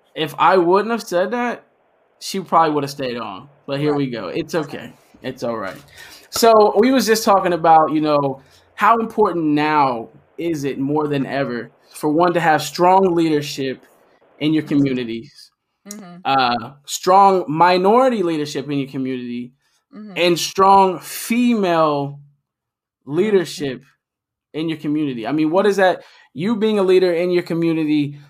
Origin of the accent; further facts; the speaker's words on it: Middletown, Ohio, United States; I'm born from Middletown too